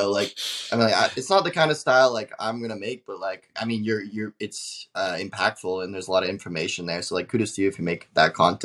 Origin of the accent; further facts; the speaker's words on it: Canada; I'm from Canada